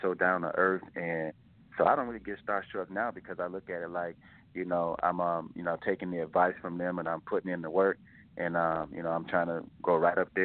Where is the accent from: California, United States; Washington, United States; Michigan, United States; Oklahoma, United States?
Michigan, United States; Detroit; also born or lived in Arkansas; now in Phoenix, United States; born and raised in Detroit, lived in Arkansas for like 10 years.